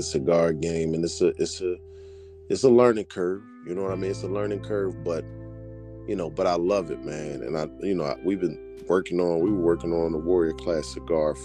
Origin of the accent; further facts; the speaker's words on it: Philadelphia, Pennsylvania, United States; moved away as an adult; also born or lived in Washington State; I'm a kid from Philly